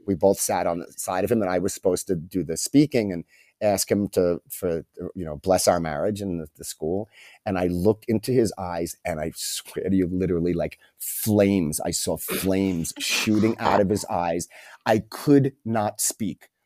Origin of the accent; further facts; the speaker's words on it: New York City, New York, United States; moved away as an adult; also born or lived in Japan; now in Mexico; growing up in New York